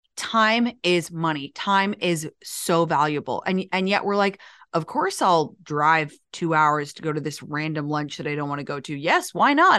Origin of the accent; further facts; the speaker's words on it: United States; now in London, United Kingdom; I'm obviously American